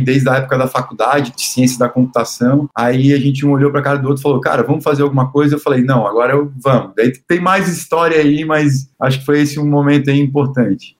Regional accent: Florianópolis, Santa Catarina, Brazil; also born or lived in Joinville; now in Florianópolis, Brazil; eu sou natural de Florianópolis

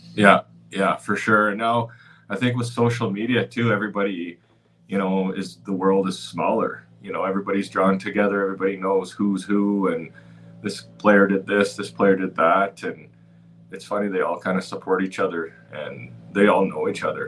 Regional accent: Cranbrook, British Columbia, Canada; now in Dallas, United States; growing up in Cranbrook, British Columbia

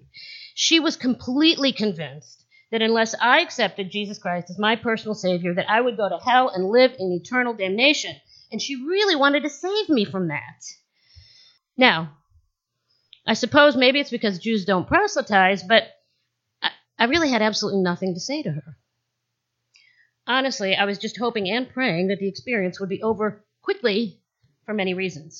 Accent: Jerusalem, Jerusalem District, Israel; also born or lived in West Virginia; now in Loudoun County, United States; I was born and raised in Jerusalem, Israel

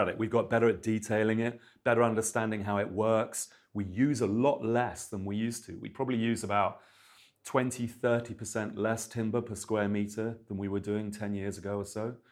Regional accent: Milton Keynes, South East England, United Kingdom; I grew up in Milton Keynes

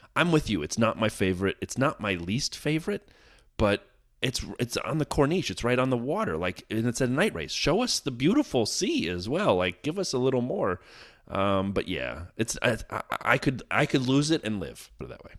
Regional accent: United States; As an American

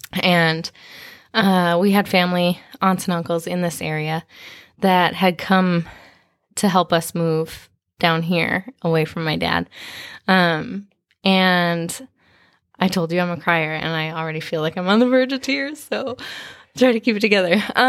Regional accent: Minnesota, United States; also born or lived in Kansas; I grew up a little bit of everywhere. I was born in Kansas, and we moved to Minnesota shortly after.

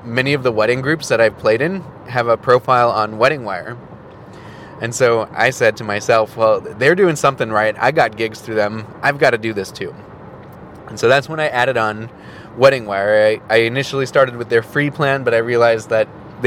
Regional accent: Milwaukee, Wisconsin, United States; my hometown of Milwaukee

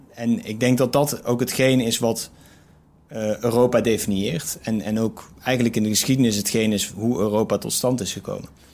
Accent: Eindhoven, North Brabant, Netherlands; moved away; also born or lived in Amsterdam; als ik in Eindhoven ben, waar ik dan geboren ben

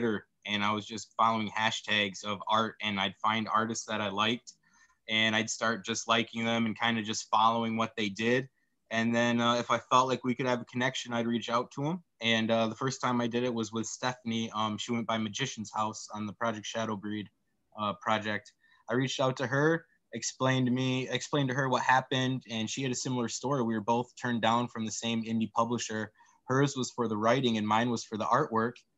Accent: West Michigan, United States; my childhood and growing up in West Michigan.

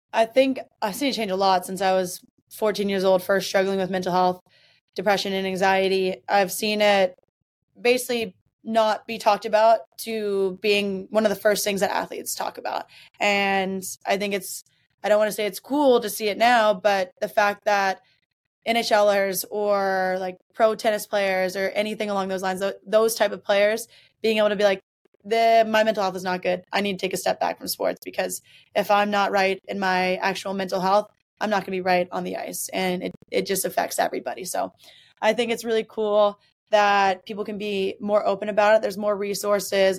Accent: Mississippi, United States; now in Boston, United States; I'm from Mississippi

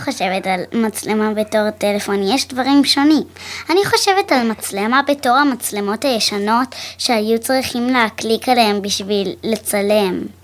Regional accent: Kfar Saba, Central District, Israel; מכפר סבא

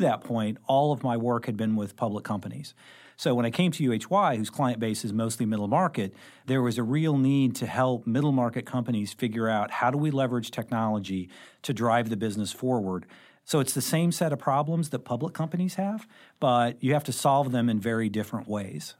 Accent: Carbondale, Illinois, United States; moved away as an adult; also born or lived in Saint Louis; I actually grew up in Southern Illinois. So I grew up in Carbondale

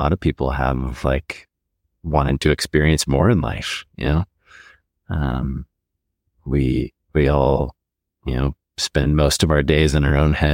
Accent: Montana, United States; I grew up here in Montana

